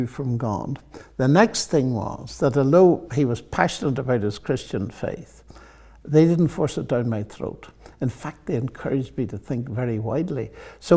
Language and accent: English; Northern Ireland, United Kingdom; moved away; also born or lived in Oxford, England; I'm from Northern Ireland.